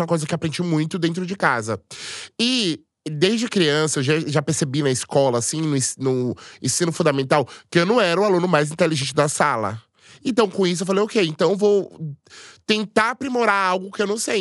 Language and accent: Portuguese; Salvador, Bahia, Brazil; Eu sou de Salvador, tenho 31 anos